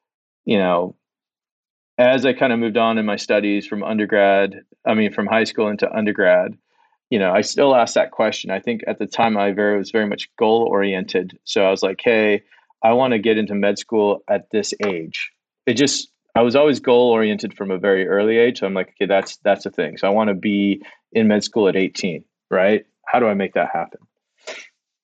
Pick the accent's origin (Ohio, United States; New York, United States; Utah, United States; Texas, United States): Utah, United States; Salt Lake City; also born or lived in Los Angeles; I was born in Los Angeles and we moved to Salt Lake City at a relatively, you know, most of my formative years were in Salt Lake City.